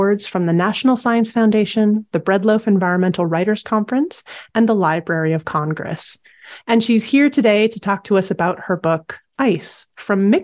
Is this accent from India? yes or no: no; Canada; moved away as an adult; now in United Kingdom; I'm originally from North America, from Canada